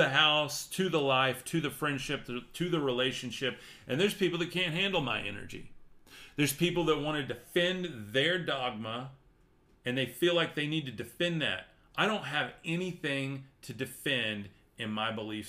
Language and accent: English; Amarillo, Texas, United States; I am from Amarillo, right here, top of Texas, I-40 and I-27, right there